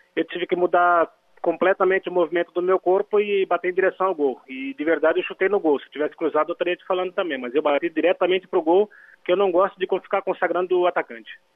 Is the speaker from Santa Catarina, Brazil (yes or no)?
no; Garça, São Paulo, Brazil; moved away as an adult; now in Spain; eu sou de Garça, não sou de, de, de Cachoeira de Itapemirim